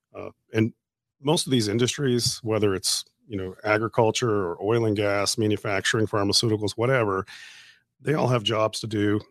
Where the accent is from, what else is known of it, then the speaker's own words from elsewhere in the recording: Canada; moved away as an adult; also born or lived in Wisconsin / Louisiana; now in Shreveport, United States; I grew up in Canada